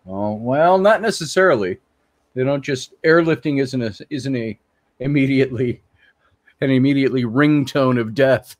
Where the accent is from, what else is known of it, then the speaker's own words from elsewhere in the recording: Minneapolis, Minnesota, United States; I grew up in Minneapolis